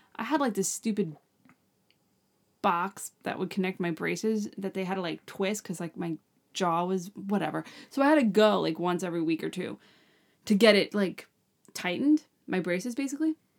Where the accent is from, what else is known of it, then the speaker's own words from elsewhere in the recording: Long Island, New York, United States; We're from Long Island